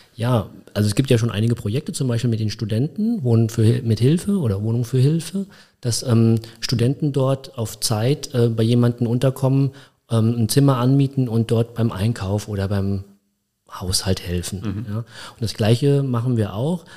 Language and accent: German; Koblenz, Rhineland-Palatinate, Germany; Also ich bin mit drei Jahren, dreieinhalb Jahren nach Koblenz gekommen. Mein Papa hat damals ähm, meine Mutter geheiratet und er ist in dem Zeitpunkt in 1980 nach Koblenz gezogen, um hier zu arbeiten. Und dann bin ich halt mitgekommen und hier aufgewachsen